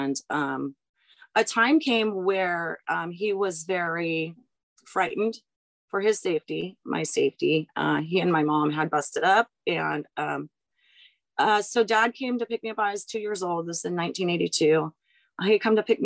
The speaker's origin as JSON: {"language": "English", "town": "San Diego", "region": "California", "country": "United States", "tie": "born or raised there", "said": "we grew up in San Diego and it's Carlsbad and it's the Padres."}